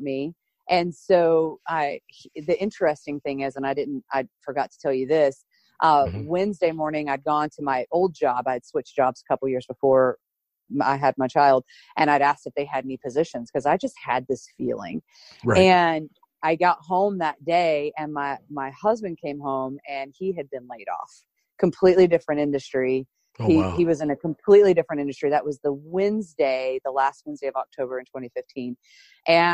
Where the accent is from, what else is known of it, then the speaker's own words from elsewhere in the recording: Chattanooga, Tennessee, United States; also born or lived in Florida / suburbs of Philadelphia; My family moved us up from Florida to Tennessee when I was young, and I grew up here in Chattanooga, Tennessee